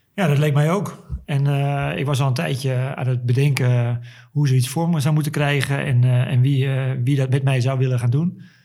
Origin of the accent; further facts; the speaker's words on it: Zandvoort, North Holland, Netherlands; also born or lived in Haarlem; Zandvoorter. Al 47 jaar, sinds mijn geboorte. Eh, ik woon en werk hier.